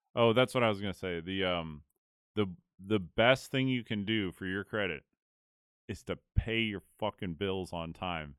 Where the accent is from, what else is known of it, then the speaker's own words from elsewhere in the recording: California, United States; I was from California